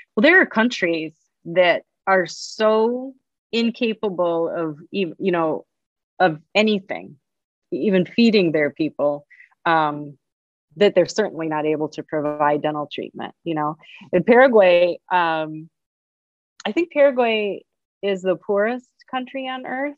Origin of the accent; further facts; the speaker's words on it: Chicago, Illinois, United States; also born or lived in Ann Arbor, Michigan; right here in my hometown